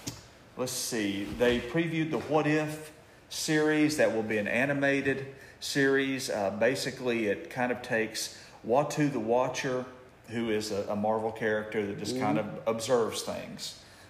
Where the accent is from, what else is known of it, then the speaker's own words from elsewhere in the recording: Alabama, United States; We're from Alabama.